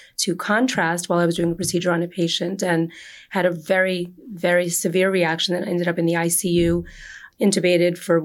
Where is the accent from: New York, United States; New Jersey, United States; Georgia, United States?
New Jersey, United States; Edison; I grew up in Edison, in New Jersey, Jersey girl, born and bred